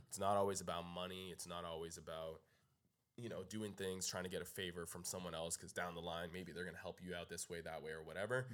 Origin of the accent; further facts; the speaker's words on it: Canada; moved away as an adult; now in Los Angeles, United States; I'm from Canada